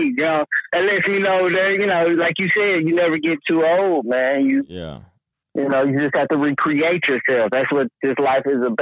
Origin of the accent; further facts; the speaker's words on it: Sea Hills, Tennessee, United States; also born or lived in Burlington; When I was born, my mother lived in Sea Hills at the top